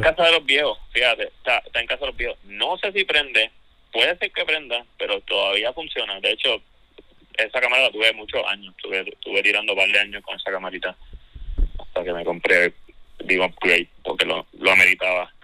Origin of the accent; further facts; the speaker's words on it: Ponce, Puerto Rico; now in Santurce, Puerto Rico; soy naturalmente de Ponce